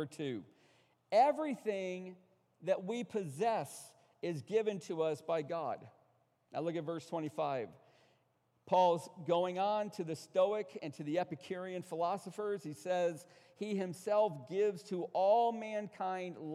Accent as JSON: {"language": "English", "country": "United States", "said": "We're American pragmatists"}